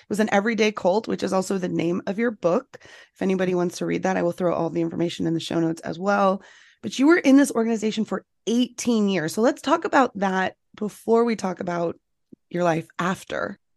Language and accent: English; Northeast, United States; I'm from the Northeast.